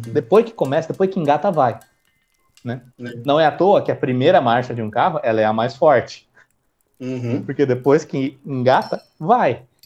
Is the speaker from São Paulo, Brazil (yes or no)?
yes; São Paulo, Brazil; sou paulista, então sou paulista